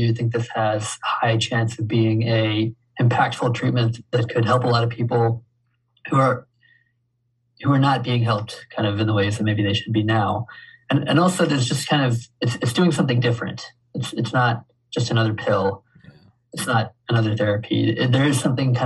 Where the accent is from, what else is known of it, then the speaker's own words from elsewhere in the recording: Waycross, Georgia, United States; I grew up in Waycross